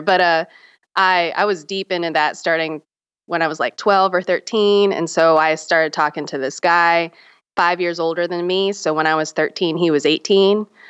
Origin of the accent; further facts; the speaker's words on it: Charleston, South Carolina, United States; also born or lived in Myrtle Beach, South Carolina; I grew up in the South. I grew up in Charleston, South Carolina, and Myrtle Beach, South Carolina.